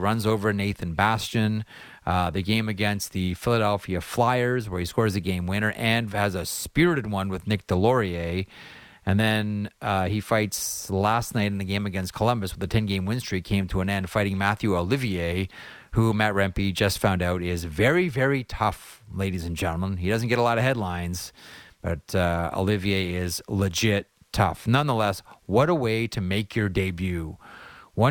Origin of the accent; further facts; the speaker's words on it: Canada; I'm a Canadian